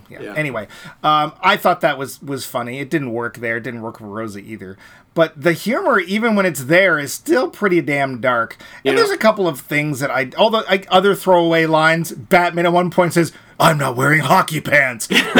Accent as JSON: {"language": "English", "country": "Ireland", "said": "And I'm Irish, and you're not."}